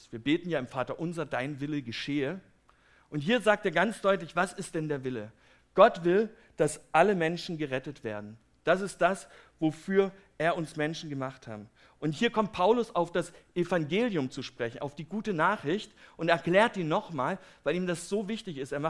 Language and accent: German; Herrnhut, Saxony, Germany; Ich komme ja aus Herrnhut, das ist eine kleine Stadt in Sachsen, und die ist relativ bekannt durch die Missionsgeschichte.